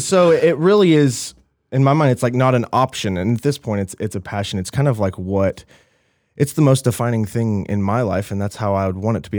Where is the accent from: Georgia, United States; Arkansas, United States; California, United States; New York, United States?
Arkansas, United States; Little Rock; moved away; I'm Little Rock, Arkansas